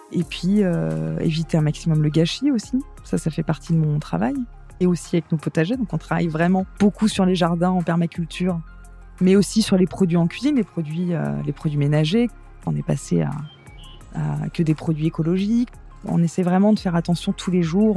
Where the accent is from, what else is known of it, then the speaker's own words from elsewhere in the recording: Paris, Île-de-France, France; moved away as an adult; now in Vailhan, France; Je suis parisienne, hein, pure souche, née à Paris. J'ai vécu toute mon enfance à Paris.